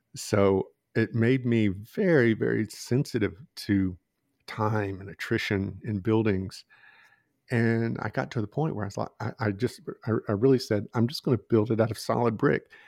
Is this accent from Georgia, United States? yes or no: yes; Georgia, United States; I'm from the South, you know, grew up in Georgia